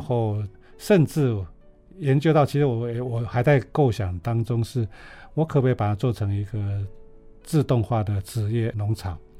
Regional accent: Taiwan; moved away; also born or lived in Taipei; 我小时候在乡下

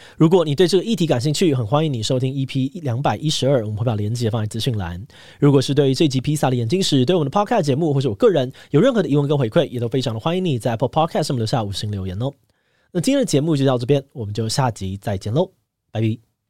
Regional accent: Taiwan; 身为台湾人

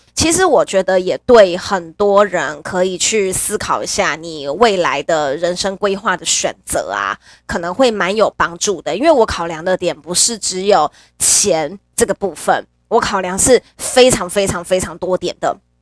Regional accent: Nantou County, Taiwan; moved away as an adult; 我自己本身是中部的小孩，我是南投人

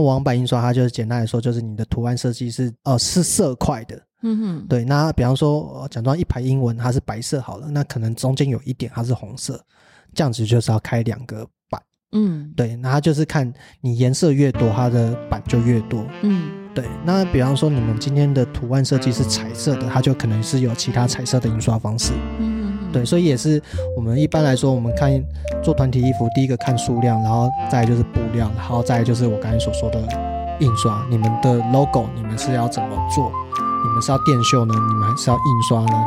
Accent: Taiwan; 我是台湾人

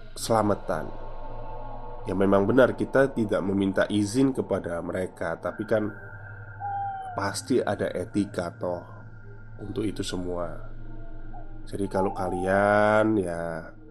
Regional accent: Java, Indonesia; kita itu orang Jawa

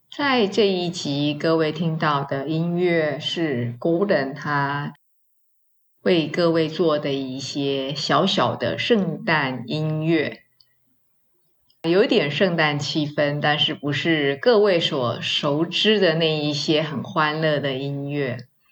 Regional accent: Taiwan; 我们华人，我们台湾人哦，过年蛮简单的

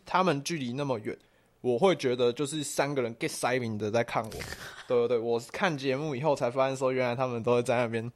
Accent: Taiwan; 我们就是台湾人，我们就是，诶，小时候翘课打网咖的那种白痴

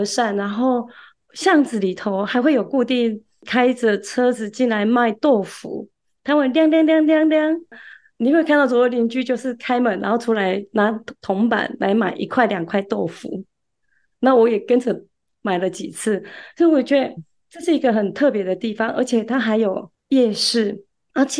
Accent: Kaohsiung, Taiwan; also born or lived in Tainan, Taiwan / Chaozhou, Pingtung, Taiwan; 其实我是出生在台南，然后呃七岁的时候搬家搬到高雄，那在高雄读书，那在高雄长大，毕业之后也有在高雄工作，

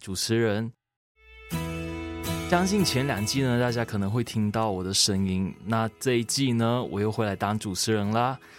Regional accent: Malaysia; moved away as an adult; now in Taiwan; 我其实自己也是马来西亚人。我来到台湾之后，我也是有感受到台湾一股浓浓人情味，而且也是这个原因，我来台湾读书这样子

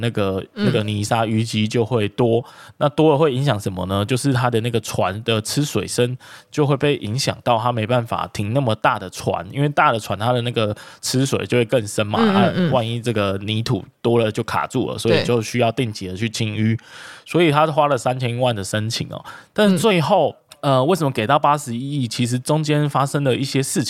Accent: Kaohsiung, Taiwan; 哎，这就是我们高雄人的事情啊，其他其他外地人就别管这样。

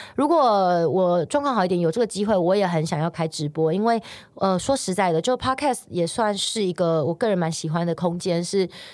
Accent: Taiwan; 我是一个台湾人，这里是我出生，我土生土长的地方，包括我现在也在这生活

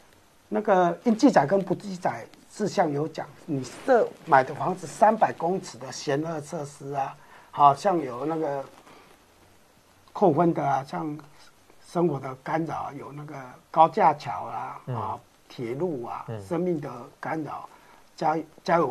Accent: Yilan County, Taiwan; 那是我们宜兰人的收入来比较，如果对你们台中市的人或台北市的人来比是价格。

